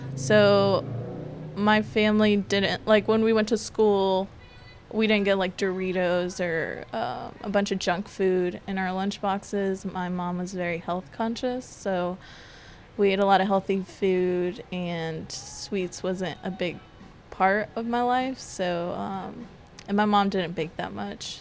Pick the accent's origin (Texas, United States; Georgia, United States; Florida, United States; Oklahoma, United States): Georgia, United States; Decatur; also born or lived in Denver, Colorado / Canton, Georgia; So my family moved us to Decatur, to the city